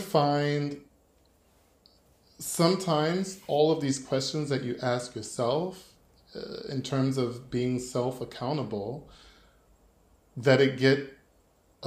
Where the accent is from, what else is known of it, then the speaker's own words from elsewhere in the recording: United States; moved away as an adult; now in Germany; as an American who has lived in Germany for over 10 years now